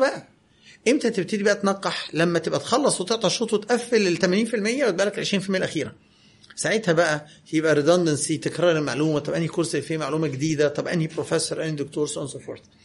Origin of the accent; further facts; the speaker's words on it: Egypt; انا مصري بتكلم بالمصري